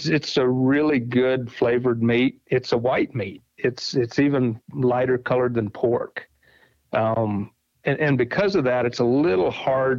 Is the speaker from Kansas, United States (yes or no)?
yes; Kansas, United States; I grew up in Kansas